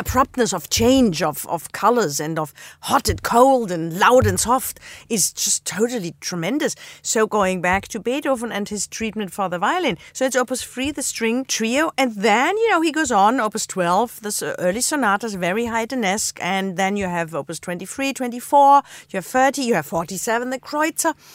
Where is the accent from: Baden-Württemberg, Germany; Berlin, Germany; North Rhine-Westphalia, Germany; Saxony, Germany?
Baden-Württemberg, Germany; Black Forest; moved away; I grew up in the Black Forest